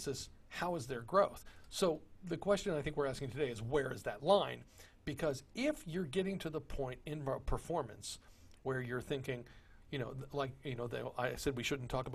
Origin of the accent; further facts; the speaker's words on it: Texas, United States; I consider myself as a born and raised a proud Texan